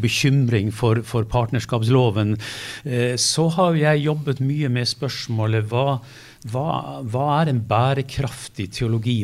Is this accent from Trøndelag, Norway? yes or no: no; Lofoten, Nordland, Norway; jeg er fra Lofoten